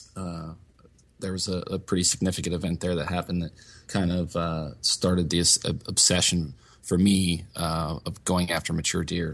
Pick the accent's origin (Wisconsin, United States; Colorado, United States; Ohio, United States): Ohio, United States; Northeast; also born or lived in Meadville, Pennsylvania; I was actually born in Meadville, Pennsylvania, which is up in Crawford County, the northwest part of the state. Um, but luckily, I was raised in Northeast Ohio